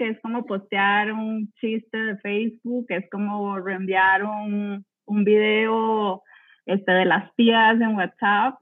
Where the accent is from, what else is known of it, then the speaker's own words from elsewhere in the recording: Costa Rica; yo soy de Costa Rica